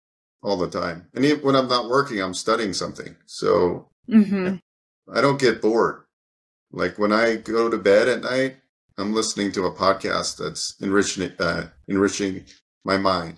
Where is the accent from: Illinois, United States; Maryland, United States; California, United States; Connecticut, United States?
California, United States; also born or lived in New York / New Jersey / Pennsylvania; I was born on the East Coast in the suburbs of New York, and yeah. Lived in New York and New Jersey and Pennsylvania. And I moved to California from Pennsylvania. I think I was about 10 or 11 years old.